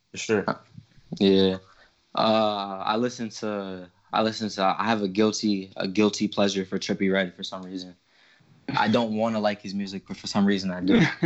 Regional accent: New York City, New York, United States; I was raised in Brooklyn

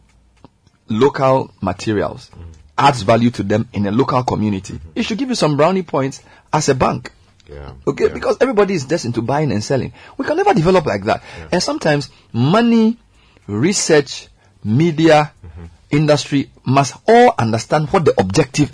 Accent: Accra, Greater Accra, Ghana; also born or lived in Dzodze, Volta (hometown); I was born in Medina.

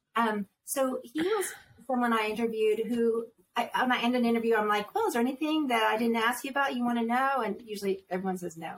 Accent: Northeast, United States; moved away; I was raised Catholic in the Northeast

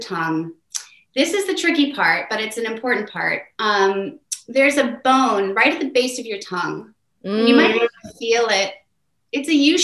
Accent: United States; I'm an American

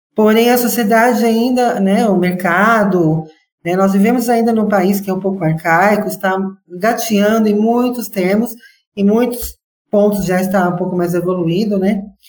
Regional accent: Brazil; eu sou brasileira

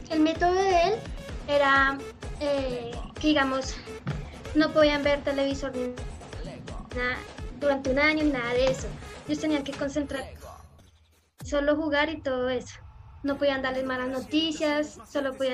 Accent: Colombia; él nos ha llevado a los cuartos de final de 2014, terminando nosotros los colombianos de, en el, de quintas

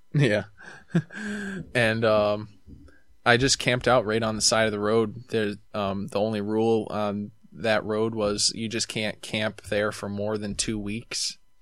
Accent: New York, United States; I'm from New York

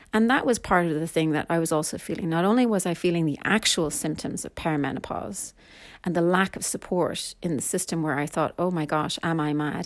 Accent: Ireland; I am Irish

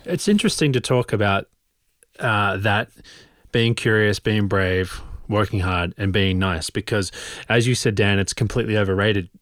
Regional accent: Australia; also born or lived in London; now in Oslo, Norway; I grew up in Australia

